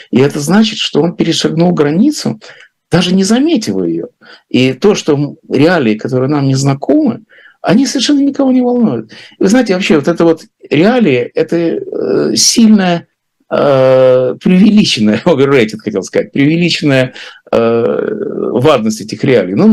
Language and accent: Russian; Latvia; also born or lived in Russia; Но она знает, конечно, что я из России, хотя я сам теперь говорю, что я из Латвии.